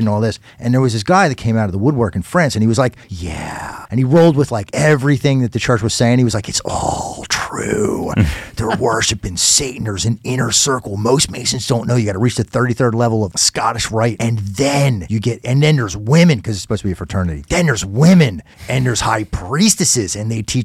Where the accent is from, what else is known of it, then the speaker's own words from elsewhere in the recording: Philadelphia, Pennsylvania, United States; as a Philadelphian